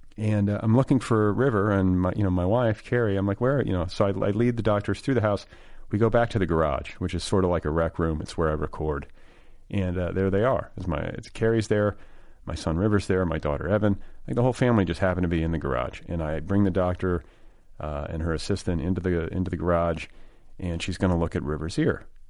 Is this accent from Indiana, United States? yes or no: yes; Indianapolis, Indiana, United States; I grew up in Indianapolis